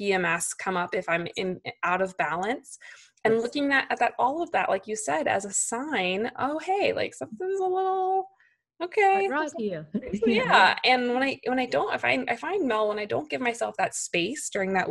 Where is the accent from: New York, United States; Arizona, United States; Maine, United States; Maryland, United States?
New York, United States; as a New Yorker, type A perfectionist, like career woman